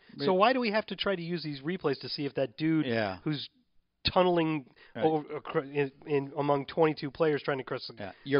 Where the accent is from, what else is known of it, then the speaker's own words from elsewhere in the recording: St. Louis, Missouri, United States; moved away; I grew up in St. Louis.